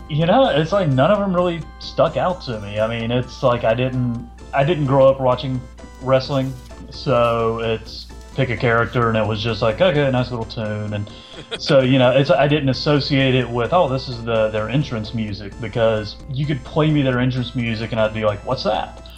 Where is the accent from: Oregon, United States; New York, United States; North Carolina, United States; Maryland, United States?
North Carolina, United States; Charlotte; I, am from North Carolina. I'm from Charlotte, so you know, Nature Boy's hometown.